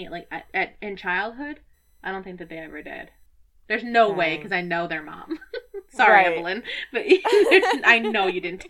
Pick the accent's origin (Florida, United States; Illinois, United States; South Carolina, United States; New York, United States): Illinois, United States; Lake in the Hills; I'm from Lake in the Hills.